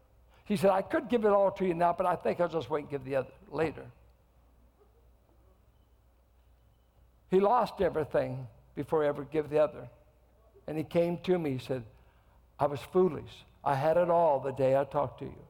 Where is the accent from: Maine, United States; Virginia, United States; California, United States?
California, United States; Richmond; I came from Richmond. I grew up in the projects